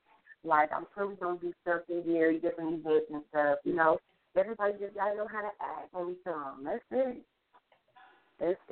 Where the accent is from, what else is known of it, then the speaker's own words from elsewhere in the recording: Gary, Indiana, United States; I'm from Gary, Indiana